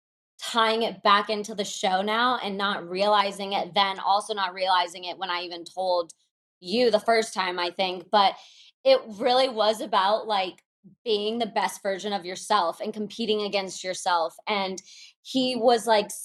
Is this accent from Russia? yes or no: yes; Moscow, Russia; I was born in Moscow